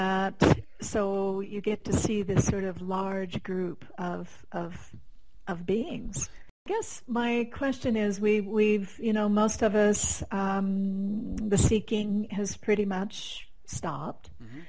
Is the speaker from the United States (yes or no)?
yes; Colorado, United States; You know, we're both from Colorado